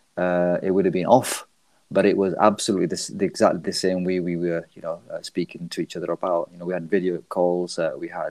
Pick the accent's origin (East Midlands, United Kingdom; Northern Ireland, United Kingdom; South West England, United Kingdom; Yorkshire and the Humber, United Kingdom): Yorkshire and the Humber, United Kingdom; Leeds; I'm from Leeds, UK